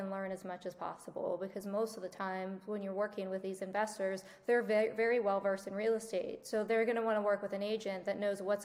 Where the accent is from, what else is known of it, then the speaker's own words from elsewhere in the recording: West Virginia, United States; moved away as an adult; now in South Florida, United States; I'm originally from West Virginia. I grew up in a small town.